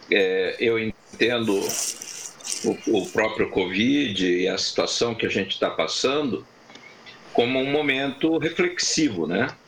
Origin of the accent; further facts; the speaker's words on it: Curitiba, Paraná, Brazil; moved away; Eu, inclusive, eu sempre comento que eu vim de Curitiba é, buscando qualidade de vida.